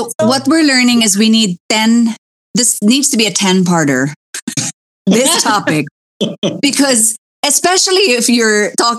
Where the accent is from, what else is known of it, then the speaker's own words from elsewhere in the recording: Philippines; But, you know, we're Filipino, so we can take a lot.